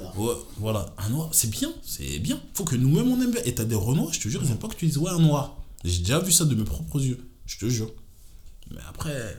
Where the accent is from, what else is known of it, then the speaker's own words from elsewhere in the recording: France; on a grandi en France